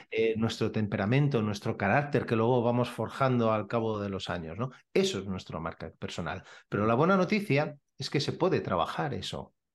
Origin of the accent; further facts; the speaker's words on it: Badalona, Catalonia, Spain; soy de Badalona